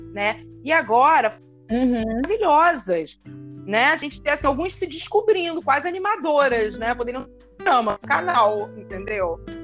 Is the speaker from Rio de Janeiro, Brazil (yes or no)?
yes; Niterói, Rio de Janeiro, Brazil; numa escola, em Niterói, eu sou de Niterói, eu estudei 11 anos numa escola